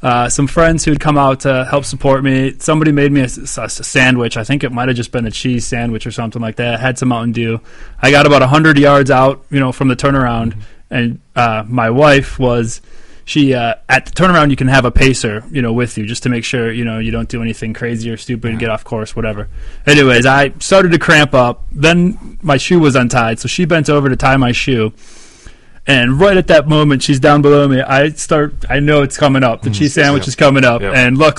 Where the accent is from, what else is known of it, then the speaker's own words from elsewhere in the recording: Excelsior, Minnesota, United States; I grew up in Excelsior that year